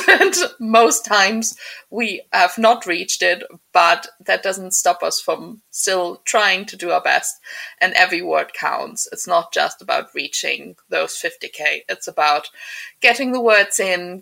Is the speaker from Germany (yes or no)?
yes; Germany; now in Scotland, United Kingdom; I was born actually in Germany, and I'm going to move back to Germany.